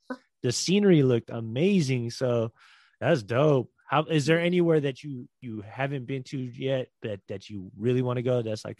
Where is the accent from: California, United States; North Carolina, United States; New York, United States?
California, United States; Bay Area; moved away; growing up in the Bay Area and like being close to my family